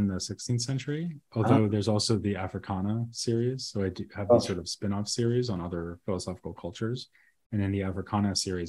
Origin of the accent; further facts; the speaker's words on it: Massachusetts, United States; accent: Boston; I'm from near Boston.